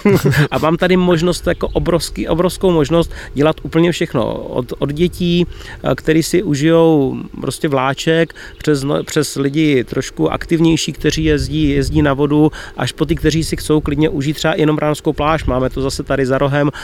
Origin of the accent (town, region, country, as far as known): Czechia